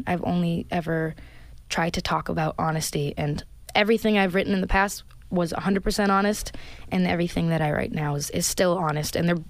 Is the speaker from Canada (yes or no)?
yes; Brampton, Ontario, Canada; I grew up in Brampton, Ontario, which is a really multicultural place.